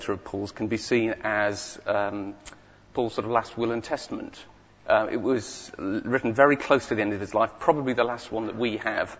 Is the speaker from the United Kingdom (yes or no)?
yes; Whitley Bay, North East England, United Kingdom; moved away; I live just down the road. But that's not where I come from. I come from a town called Whitley Bay, okay, which is up in the northeast.